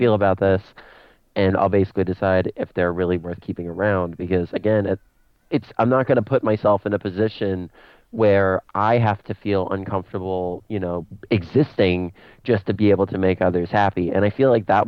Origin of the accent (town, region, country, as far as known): United States